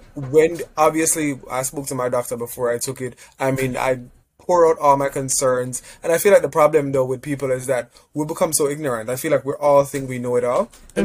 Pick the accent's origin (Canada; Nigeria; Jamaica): Jamaica; moved away; I'm Jamaican.